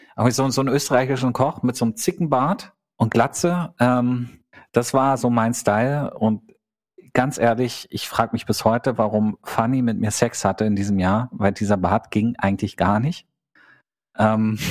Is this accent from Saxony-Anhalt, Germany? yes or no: yes; Gardelegen, Saxony-Anhalt, Germany; moved away; Da sind wir irgendwie jedes Wochenende nach Gardelingen, meine Heimatstadt, zurückgefahren